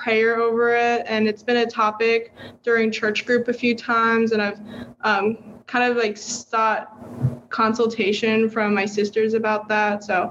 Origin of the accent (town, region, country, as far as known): Kentucky, United States; moved away